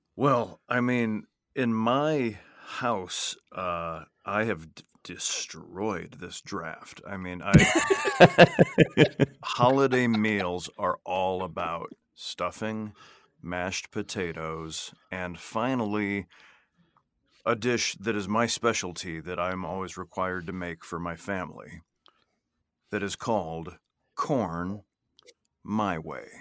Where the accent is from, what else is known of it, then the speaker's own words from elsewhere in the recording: Midwest, United States; I grew up in the Midwest